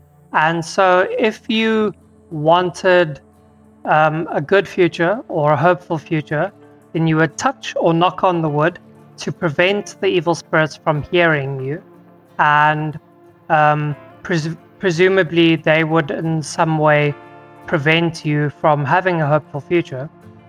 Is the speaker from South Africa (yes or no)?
yes; South Africa; first language Afrikaans; English is a second language; My native tongue of Afrikaans, jacaranda.